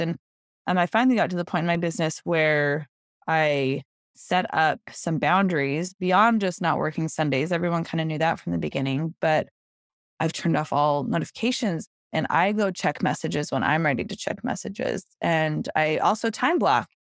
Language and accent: English; Salt Lake City, Utah, United States; moved away as an adult; now in Greenville, United States; I live in Greenville, South Carolina now, but I was actually born and raised in Salt Lake City, Utah